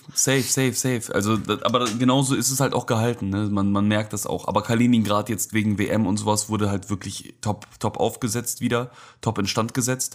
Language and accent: German; Germany; ich komme aus Deutschland